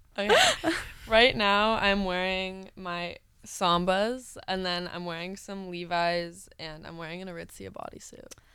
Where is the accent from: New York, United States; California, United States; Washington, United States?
New York, United States; New York City; moved away; my hometown, New York City